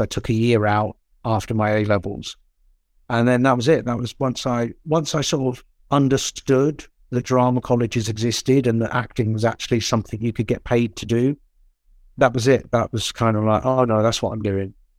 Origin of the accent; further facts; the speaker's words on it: Portsmouth, South East England, United Kingdom; born, well, not born, but I was brought up in Portsmouth my whole school life